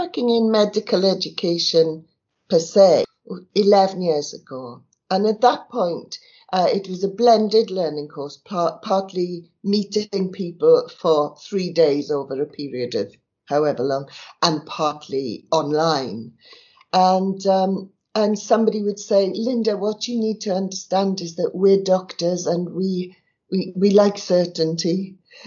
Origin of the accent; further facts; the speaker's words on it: South Wales, United Kingdom; I was born in South Wales, in the valleys. My dad worked at down the mine, and my mother was a barmaid